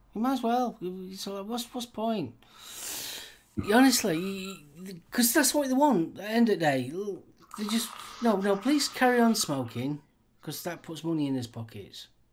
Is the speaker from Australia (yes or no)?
no; United Kingdom; We, here in the UK